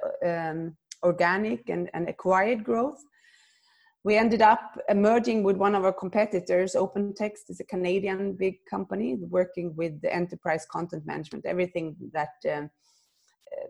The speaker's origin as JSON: {"language": "English", "country": "Sweden", "tie": "born or raised there", "also_born_or_lived": "Germany", "moved": "as an adult", "said": "I'm Swedish by origin, born and raised in Sweden."}